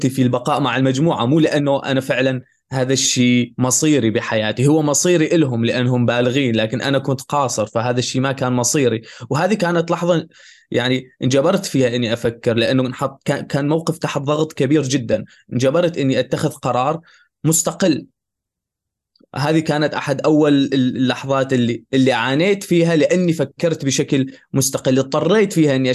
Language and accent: Arabic; Syria; now in Germany; وانا لاجئ من من تركيا لهون لالمانيا على الطريق في هنغاريا كنا كنت انا مع مجموعه من من العرب السوريين وكنا نهرب من الشرطه